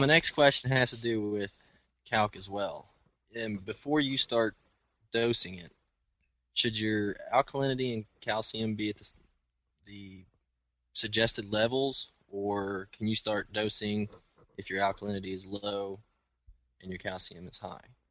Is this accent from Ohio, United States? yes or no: yes; Southeastern Ohio, United States; I'm from Southeastern Ohio.